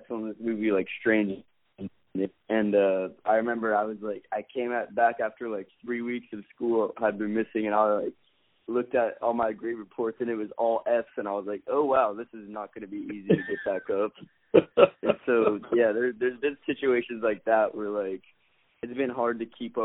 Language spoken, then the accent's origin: English; Seattle, Washington, United States; I grew up in Seattle